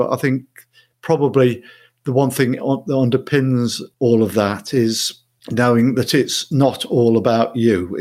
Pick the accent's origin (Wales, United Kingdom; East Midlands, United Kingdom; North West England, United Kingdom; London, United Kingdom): East Midlands, United Kingdom; Mansfield; moved away as an adult; also born or lived in Sutton in Ashfield / Kirkby in Ashfield / Coventry; now in Manchester, United Kingdom; I was born in Mansfield. I lived there in Mansfield, Sutton in Ashfield, Kirby in Ashfield till I was 18